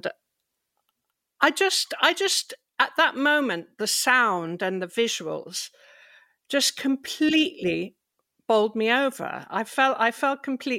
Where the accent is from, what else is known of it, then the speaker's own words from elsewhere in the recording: England, United Kingdom; I'm English.